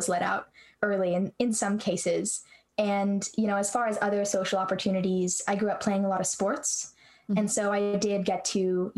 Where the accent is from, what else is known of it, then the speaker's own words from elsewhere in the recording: Santa Rosa, California, United States; I am from Santa Rosa, California, and I had kind of an interesting childhood in that I was homeschooled